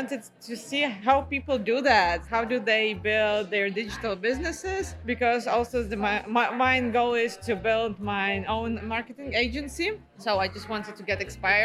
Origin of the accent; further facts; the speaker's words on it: Ukraine; moved away; I'm from Ukraine, so my family came to my place.